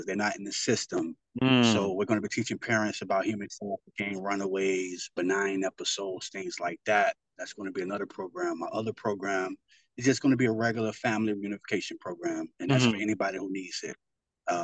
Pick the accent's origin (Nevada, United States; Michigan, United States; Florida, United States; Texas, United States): Florida, United States; Miami; I'm from Miami, Florida